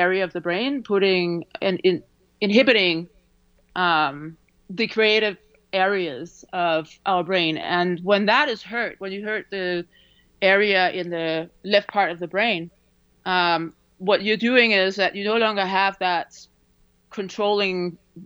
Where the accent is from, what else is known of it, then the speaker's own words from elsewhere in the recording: Denmark; moved away; I grew up in Denmark